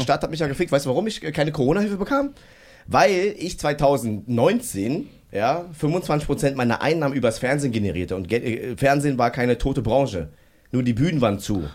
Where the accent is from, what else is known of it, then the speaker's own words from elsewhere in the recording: Berlin, Germany; ich bin Berliner und so bla und ich werde in Berlin auch alt